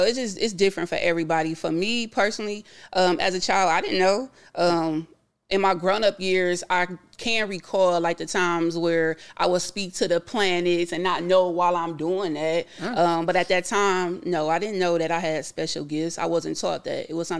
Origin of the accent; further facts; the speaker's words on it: Fort Stewart, Georgia, United States; born there; We moved around a lot. I was born in Fort Stewart, Georgia. Again, my mother was in the military, so I'm an Army brat.